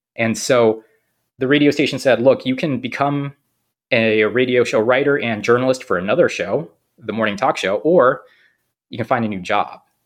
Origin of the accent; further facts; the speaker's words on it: San Jose, California, United States; also born or lived in Korea; now in Cranston, United States; I'm originally from San Jose, California